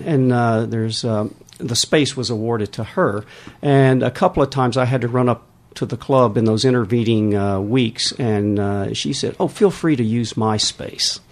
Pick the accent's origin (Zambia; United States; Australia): United States; Texas; moved away as an adult; now in Weybridge, United Kingdom; Originally from Texas